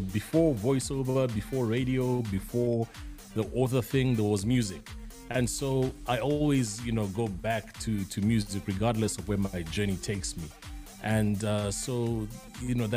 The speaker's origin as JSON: {"language": "English", "country": "Zambia", "moved": "as an adult", "lives_now": "Johannesburg, South Africa", "said": "I'm based in Johannesburg, South Africa. I'm originally from Zambia"}